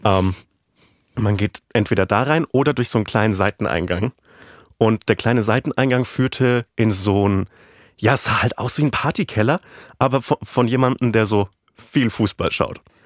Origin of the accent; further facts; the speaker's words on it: West Germany, Germany; als Wessi